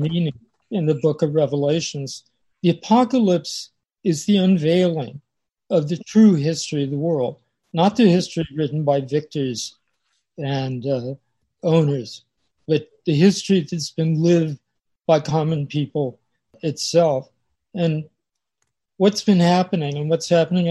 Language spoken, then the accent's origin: English; East County, San Diego County, California, United States; I grew up in East County